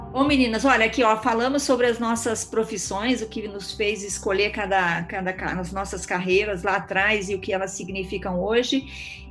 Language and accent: Portuguese; Eldorado, Brazil; Crescemos em Eldorado